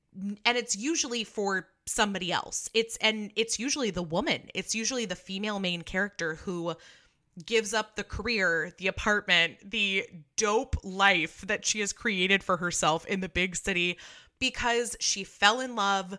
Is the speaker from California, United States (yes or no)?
yes; California, United States; You're from the East Coast, and I'm from California, where we just, this is not, we don't have a white Christmas.